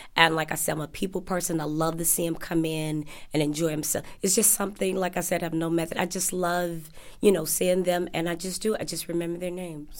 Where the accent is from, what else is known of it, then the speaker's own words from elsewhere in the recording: Chicago, Illinois, United States; I am originally from Chicago